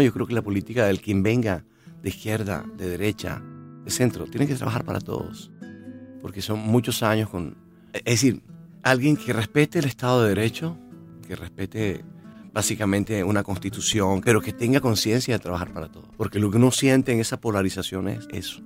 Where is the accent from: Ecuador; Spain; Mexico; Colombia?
Colombia; Santa Marta, Magdalena; yo soy de Santa Marta